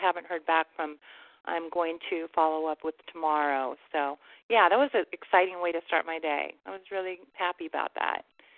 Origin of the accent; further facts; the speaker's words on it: HEB area, Texas, United States; I actually grew up in the HDB area